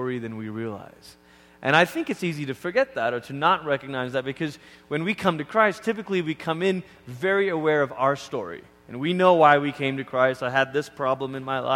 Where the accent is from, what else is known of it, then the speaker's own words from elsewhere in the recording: Malaysia; also born or lived in Oregon, United States; now in United States; even as a kid growing up in Malaysia